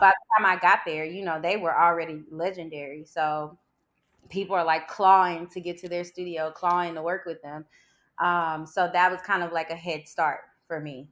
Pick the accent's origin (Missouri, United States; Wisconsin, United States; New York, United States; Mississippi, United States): Missouri, United States; St. Louis; moved away; I'm from Saint Louis, Missouri